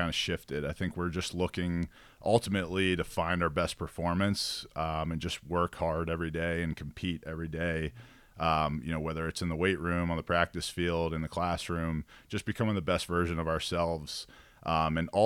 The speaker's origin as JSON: {"language": "English", "town": "Baltimore", "region": "Maryland", "country": "United States", "said": "I was from Baltimore"}